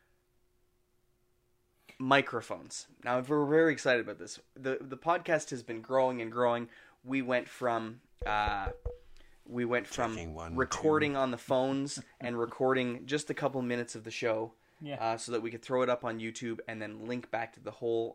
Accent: Canada; We're Canadian filmmakers

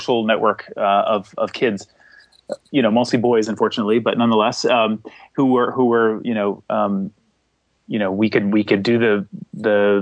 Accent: seacoast area of New Hampshire, United States; now in Somerville, United States; I grew up in a small town in the seacoast area of New Hampshire, and I live now in Boston, or a city next to Boston called Somerville.

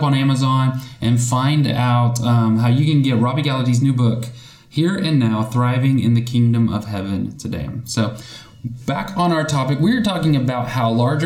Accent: North Texas, United States; moved away as an adult; now in Conway, United States; we're from North Texas

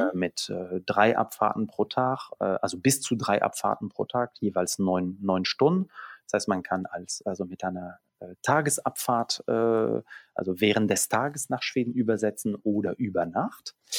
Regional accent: Belgium; German is a second language; moved away as an adult; now in Hamburg, Germany; in der Schule in Belgien Niederländisch als erste, äh, Fremdsprache

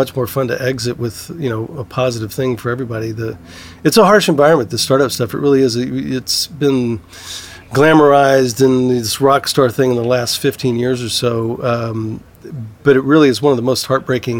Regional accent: Southeast Texas, United States; now in California, United States; I grew up in Southeast Texas and, you know, oil country

